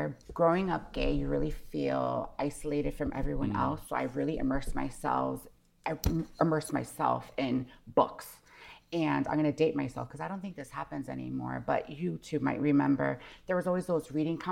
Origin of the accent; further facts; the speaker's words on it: Connecticut, United States; also born or lived in Hawaii; I grew up in Connecticut. I was born in Hawaii, lived in Hawaii till I was about six. Then we moved to Connecticut